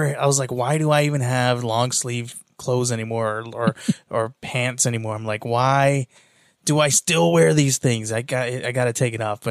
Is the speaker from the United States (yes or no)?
yes; California, United States; now in Arizona, United States; I remember the first year that I came out to Arizona, because I'm originally from California